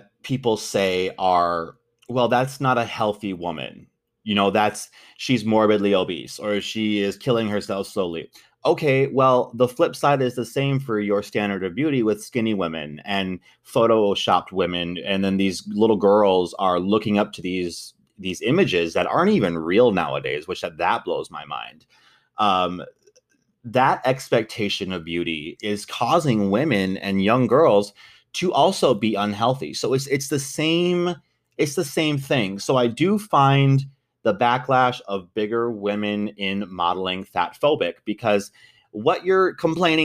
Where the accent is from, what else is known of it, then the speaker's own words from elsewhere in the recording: United States; I was born in the United States.